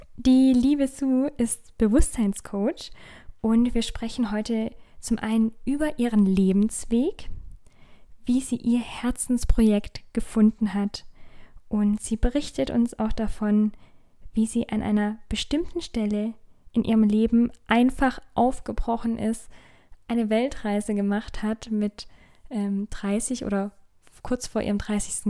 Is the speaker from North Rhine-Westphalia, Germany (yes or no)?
no; Hechingen, Baden-Württemberg, Germany; moved away; Städtchen Heching, wo ich ursprünglich auch herkomme.